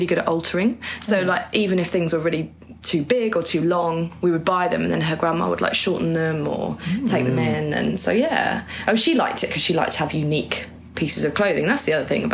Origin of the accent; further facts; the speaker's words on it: Norwich, East of England, United Kingdom; I grew up in Norwich